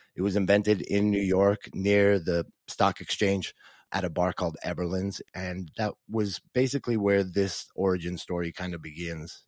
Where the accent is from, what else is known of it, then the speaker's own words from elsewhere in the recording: Dublin, Leinster, Ireland; moved away as an adult; also born or lived in New Zealand; now in Dallas, United States; I grew up in Dublin, Ireland